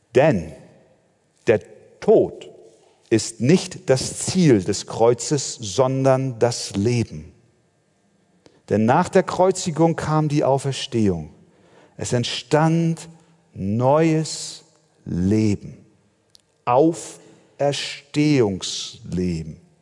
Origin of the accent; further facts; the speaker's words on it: Germany; bei uns in Deutschland